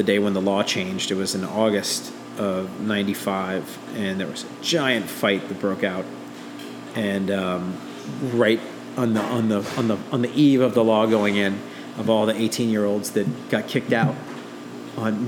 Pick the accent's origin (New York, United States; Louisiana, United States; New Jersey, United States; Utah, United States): Louisiana, United States; New Orleans; I'm from New Orleans, really, really deep roots in the city